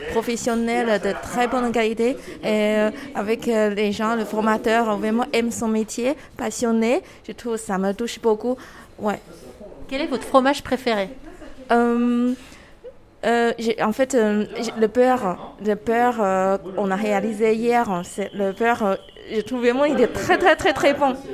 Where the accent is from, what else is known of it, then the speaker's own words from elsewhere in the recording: China; Je viens de Chine